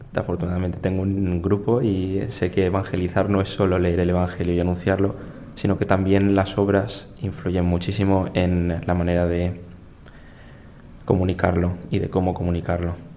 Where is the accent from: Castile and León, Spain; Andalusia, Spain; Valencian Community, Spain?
Valencian Community, Spain; Torrent; soy de Torrent